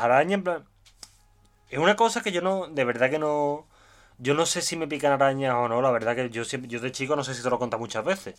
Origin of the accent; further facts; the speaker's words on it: Seville, Andalusia, Spain; Igual yo vengo de Sevilla, no, vengo de Andalucía y estoy acostumbrado a gente muy simpática